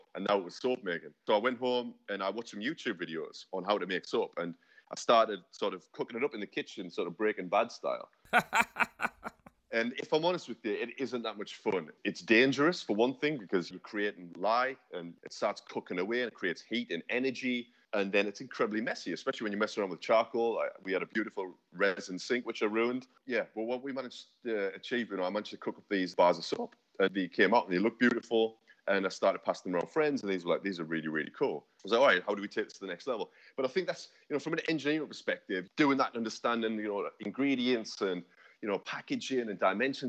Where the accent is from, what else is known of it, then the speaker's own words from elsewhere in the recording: North East England, United Kingdom; now in London, United Kingdom; Like I say, I moved down from the Northeast. I've been down here for sort of 10 years now. It's the most incredible city.